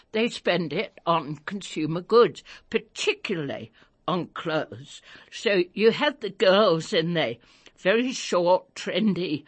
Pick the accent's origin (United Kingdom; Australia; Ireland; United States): United Kingdom; England; now in South Africa; I was a child growing up in England during World War II.